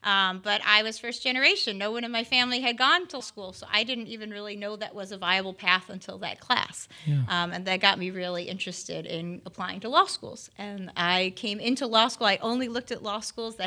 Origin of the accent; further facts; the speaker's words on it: Chicago, Illinois, United States; moved away as an adult; now in Florida, United States; I'm an outsider to Florida, born and raised in Chicago